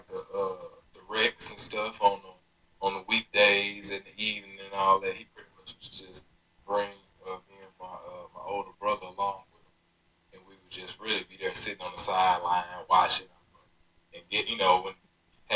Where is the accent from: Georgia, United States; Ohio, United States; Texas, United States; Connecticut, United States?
Texas, United States; Dallas; moved away as an adult; also born or lived in Montgomery, Alabama; now in Atlanta, United States; I'm from Dallas, Texas